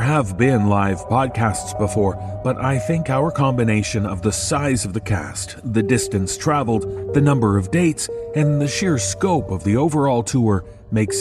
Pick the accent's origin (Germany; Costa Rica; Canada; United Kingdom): Canada; Toronto, Ontario; my hometown of Toronto